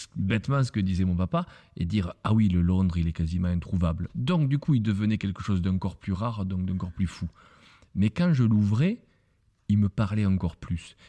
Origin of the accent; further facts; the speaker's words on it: Lourdes, Occitania, France; je suis né à Lourdes. Et quand on est né à Lourdes, effectivement, on, porte un poids toute sa vie